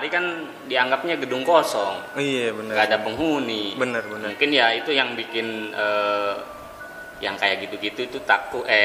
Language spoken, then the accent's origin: Indonesian; Garut, West Java, Indonesia; now in Jakarta, Indonesia; 2008 itu pertama datang ke Jakarta langsung e, merantau dari Garut itu kampung gue Garut bang